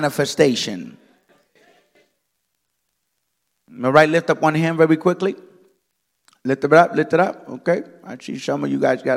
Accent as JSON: {"language": "English", "country": "Dominican Republic", "said": "I am of Dominican origin. I come from the Dominican Republic."}